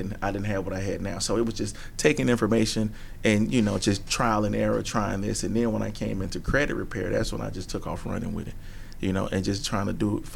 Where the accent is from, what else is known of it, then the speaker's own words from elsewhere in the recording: Atlanta, Georgia, United States; growing up in the streets of Atlanta